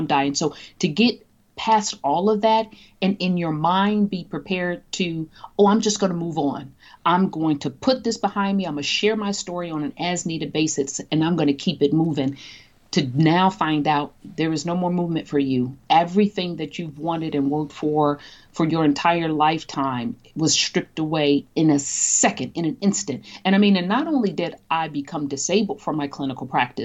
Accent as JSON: {"language": "English", "town": "Chicago", "region": "Illinois", "country": "United States", "tie": "born or raised there", "said": "a young Black female born and raised on the South Side of Chicago"}